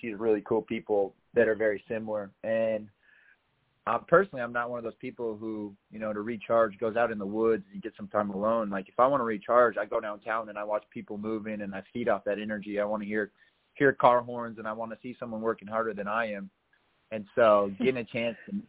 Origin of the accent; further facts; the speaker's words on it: North Dakota, United States; moved away; also born or lived in Colorado; I grew up in North Dakota where it's, you know, very, very family-based